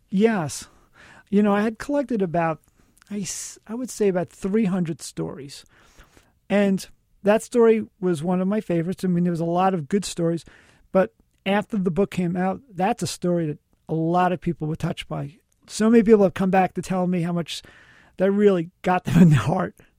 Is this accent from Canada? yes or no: no; New York City, New York, United States; I grew up in the South Bronx